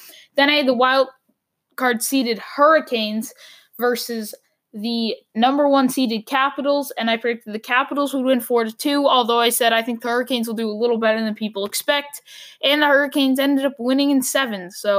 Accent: Boston, Massachusetts, United States; born or raised there

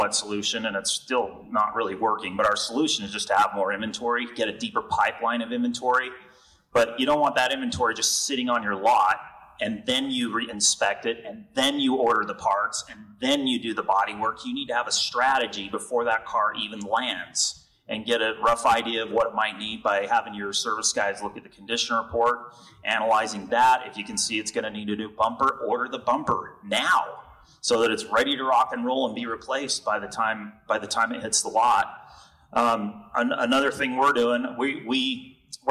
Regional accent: Utah, United States; I'm from Utah

